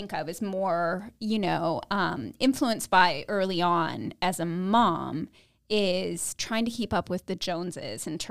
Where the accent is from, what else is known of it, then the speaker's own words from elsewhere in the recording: Northeast, United States; now in Central Florida, United States; I was raised in the Northeast